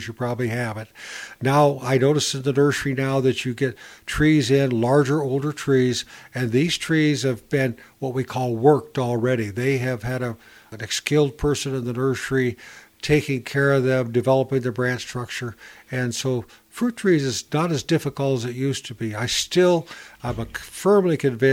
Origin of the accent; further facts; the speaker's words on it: Northern Ohio, United States; moved away; I was raised in Northern Ohio.